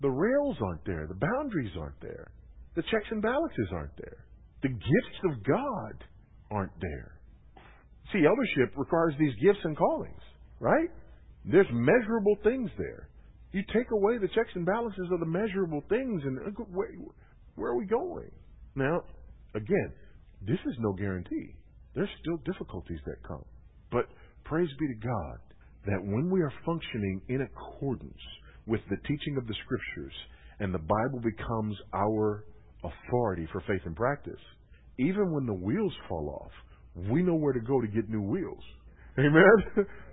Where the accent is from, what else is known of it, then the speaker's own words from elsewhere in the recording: Los Angeles, California, United States; moved away; John MacArthur started pastoring Grace Community Church there in the L.A. area the year I was born. My hometown, the year I was born